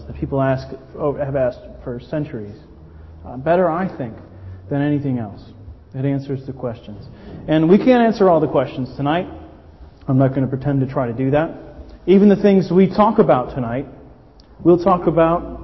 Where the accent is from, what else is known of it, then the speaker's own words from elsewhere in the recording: Miami, Florida, United States; moved away as an adult; now in Brighton, United Kingdom; I'm American, obviously. I'm from Miami, the Miami area originally.